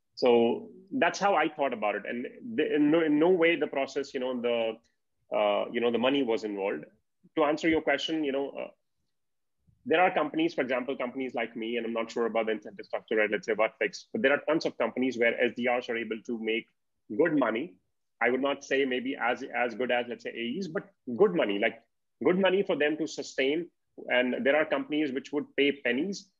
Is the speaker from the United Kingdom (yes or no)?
no; India; as an Indian